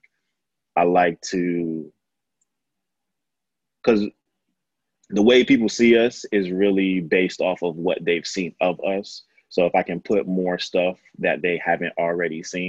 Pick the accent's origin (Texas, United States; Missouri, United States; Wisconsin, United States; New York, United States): New York, United States; I grew up in the 90s and I'm from New York. So like Basquiat and Keith Haring kind of are the background for my childhood